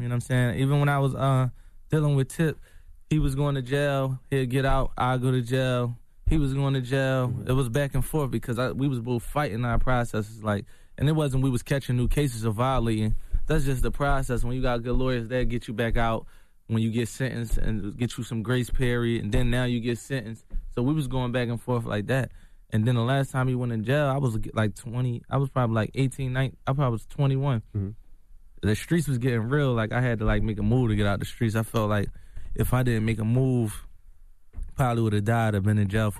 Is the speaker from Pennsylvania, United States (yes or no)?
yes; Philadelphia, Pennsylvania, United States; You know, I'm from Philly. We grew up we a little angry a little bit.